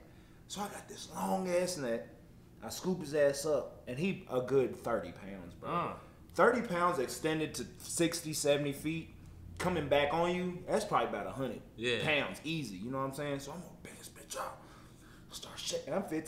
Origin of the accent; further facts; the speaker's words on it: Ohio, United States; Because I'm from Ohio, you already know.